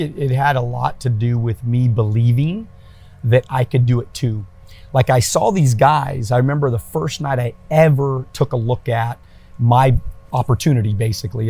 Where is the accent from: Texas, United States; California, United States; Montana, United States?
California, United States; El Monte; my my first ten years, I grew up in El Monte, okay. California